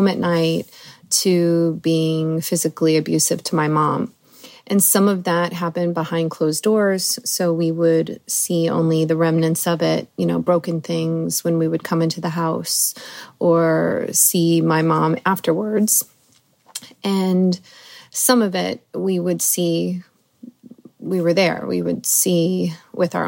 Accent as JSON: {"language": "English", "region": "Indiana", "country": "United States", "tie": "born or raised there", "also_born_or_lived": "Colorado", "said": "My mom divorced my father when I was about 4 or 5, and we moved to Indiana from Colorado."}